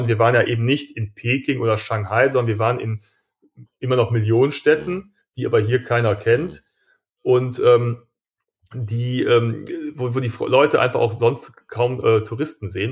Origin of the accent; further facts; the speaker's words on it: Germany; wir sind ja auch Deutsche